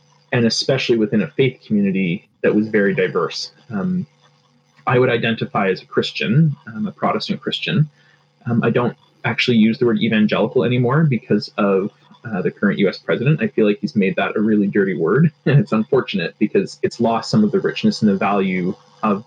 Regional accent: Toronto, Ontario, Canada; I grew up in Rexdale, which is like northwestern Etobicoke in Toronto

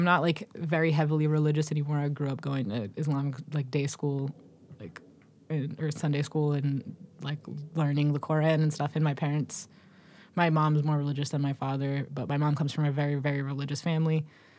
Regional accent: Massachusetts, United States; I guess I was born in Dorchester, and then when I was 3 years old, we moved to the suburbs.

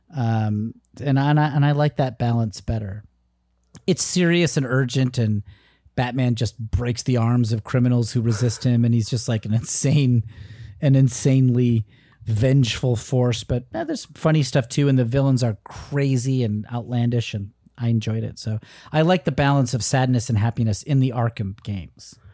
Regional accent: Danbury, Connecticut, United States; my hometown of Connecticut, Danbury

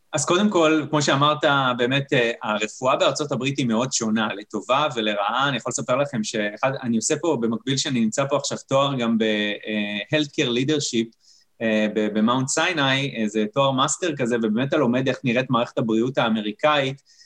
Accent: Kiryat Motzkin, Haifa District, Israel; אני עכשיו רופא משפחה שנמצא בקריית מוצקין, שזה איפה שנולדתי

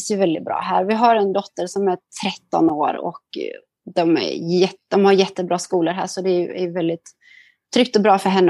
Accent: Sweden; now in Singapore; tidsskillnad gör att det blir är lite svårt att hålla kontakten och allt sånt med, med människor hemma i Sverige.

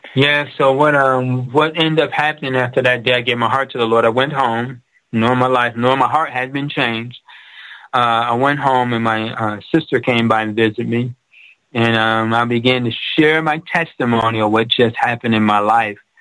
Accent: Detroit, Michigan, United States; I grew up in Detroit where it was Motown, the Auto City

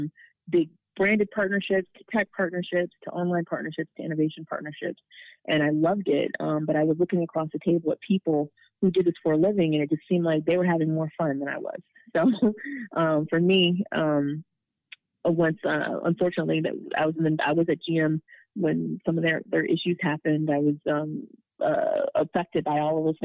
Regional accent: Pontiac, Michigan, United States; also born or lived in California / Southfield, Michigan / Ann Arbor, Michigan; I was born in Pontiac, Michigan, which is about 30 minutes north of the city. I grew up and did elementary there and had a brief stint in California. And then I went to high school in Southfield

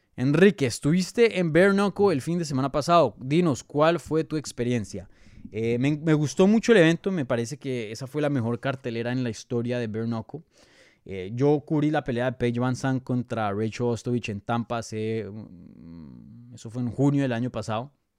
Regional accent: Bogotá, Colombia; Colombiano. Soy de Bogotá, Colombia.

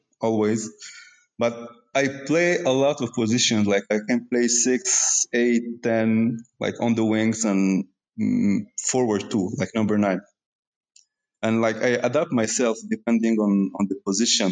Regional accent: Morocco; now in Canada; I was born in Morocco

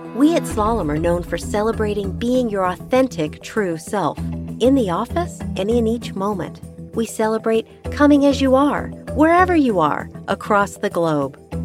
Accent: San Diego, California, United States; also born or lived in Chicago; now in Santa Fe, United States; I'm originally from San Diego and I've been living in Chicago for about 25 years

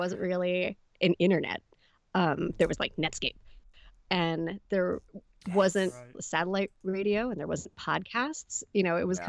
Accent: Annapolis, Maryland, United States; Annapolis, which is where I'm from originally.

